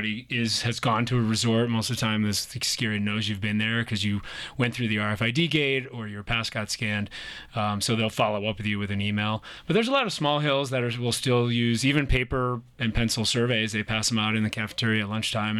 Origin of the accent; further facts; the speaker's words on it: Scranton, Pennsylvania, United States; moved away as an adult; also born or lived in Jackson Hole, Wyoming; I grew up in Scranton, Pennsylvania